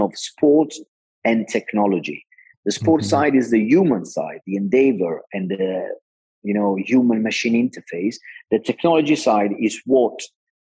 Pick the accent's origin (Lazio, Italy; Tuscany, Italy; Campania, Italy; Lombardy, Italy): Campania, Italy; Naples; I'm Italian. I come from Naples, that is a city with an incredible sea